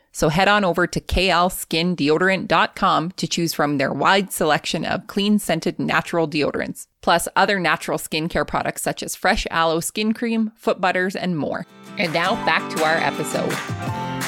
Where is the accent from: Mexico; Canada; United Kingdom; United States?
Canada; accent: Canadian; my Canadian accent